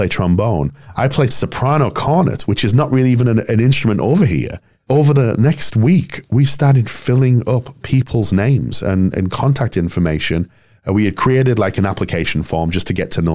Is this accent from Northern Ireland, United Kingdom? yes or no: no; Yorkshire and the Humber, United Kingdom; moved away as an adult; also born or lived in London; now in Nebraska, United States; I'm back in Yorkshire, where it all began.